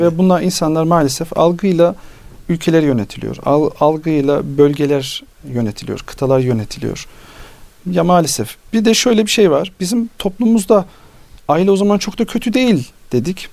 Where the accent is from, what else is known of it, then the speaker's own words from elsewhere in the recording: Nevşehir, Turkey; moved away; Biz Anadolu'da yaşadık. Nevşehirliyiz.